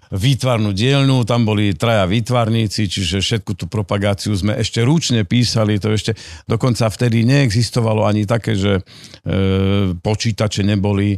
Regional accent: Rimavská Sobota, Banská Bystrica Region, Slovakia; Dokonca som rodák z Rimavskej soboty a, a celý život, okrem 5 rokov v Bystrici, keď som študoval, tak eh, som, som v Rimavskej sobote

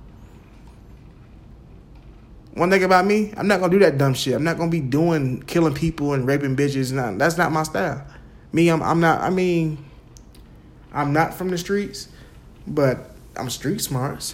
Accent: Jacksonville, United States; Me growing up in Jacksonville

